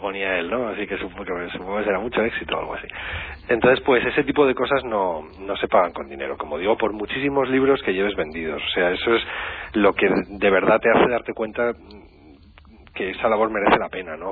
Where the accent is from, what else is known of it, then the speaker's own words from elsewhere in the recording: La Rioja, Spain; Yo soy vecinito riojano, pero me siento muy de allá.